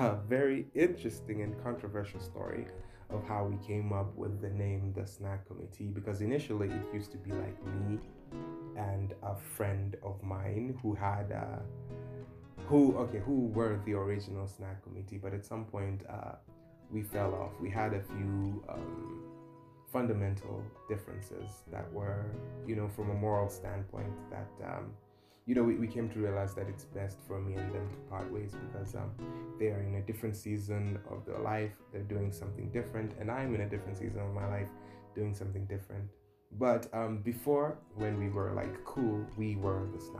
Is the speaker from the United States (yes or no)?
no; Dar es Salaam, Tanzania; moved away as an adult; now in Nairobi, Kenya; I'm originally from Dar es Salaam, Tanzania. I was born and raised there. I grew up there.